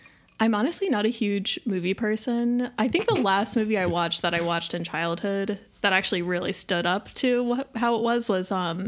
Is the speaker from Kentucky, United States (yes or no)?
yes; Florence, Kentucky, United States; moved away as an adult; also born or lived in Chicago; I'm from Florence, Kentucky, originally.